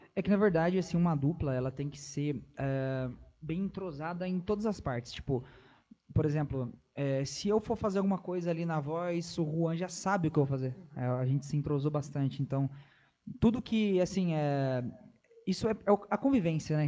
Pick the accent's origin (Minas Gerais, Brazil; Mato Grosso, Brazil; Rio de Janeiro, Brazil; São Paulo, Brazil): São Paulo, Brazil; Pindamonhangaba; Eu sou do interior de São Paulo, Pindamonhangaba, nascido e crescido em Pindamonhangaba